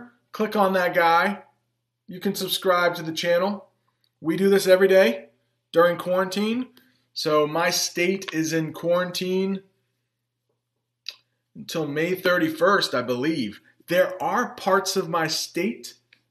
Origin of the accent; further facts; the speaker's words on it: Maine, United States; accent: Maine; first language English; a little bit of my main accent comes through sometimes